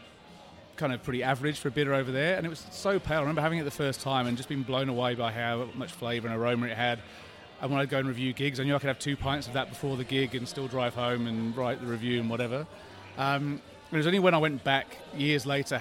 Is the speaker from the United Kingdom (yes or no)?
yes; England, United Kingdom; now in Australia; despite the accent, I have two Scottish parents, but I was born in England and they brought me up to be Scottish.